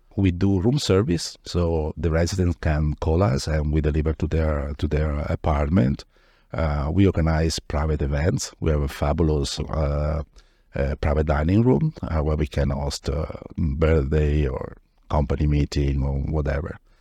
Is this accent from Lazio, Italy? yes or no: no; Padua, Veneto, Italy; moved away as an adult; now in Miami, United States; Originally, I'm from Padova, which is a city in north of Italy, near Venice.